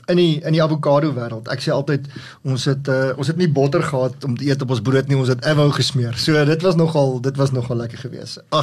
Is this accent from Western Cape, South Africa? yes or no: no; Pretoria, Gauteng, South Africa; born there; ek is gebore in Pretoria.